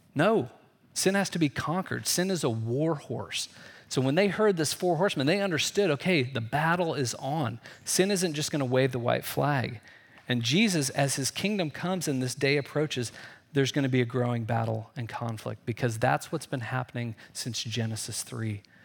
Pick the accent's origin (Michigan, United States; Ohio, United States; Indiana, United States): Indiana, United States; I grew up in Indiana, so there, you know, we were always afraid of tornadoes in the Midwest